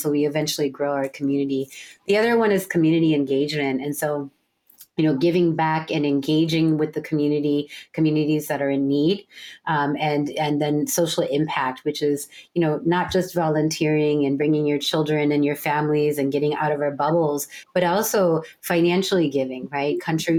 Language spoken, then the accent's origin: English; India; Indian. Or we're Indian. So we're both Indian women, right? But we're very different, right? Because we were raised in different places.